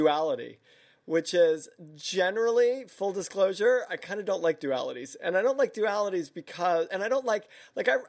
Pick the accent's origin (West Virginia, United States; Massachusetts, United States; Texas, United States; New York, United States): New York, United States; also born or lived in Savannah, Georgia; I'm Jewish from New York